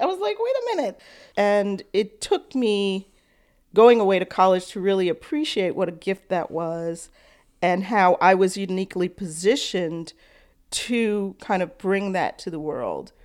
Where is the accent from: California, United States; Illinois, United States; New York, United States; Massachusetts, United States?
New York, United States; New York City; I grew up on the Lower East Side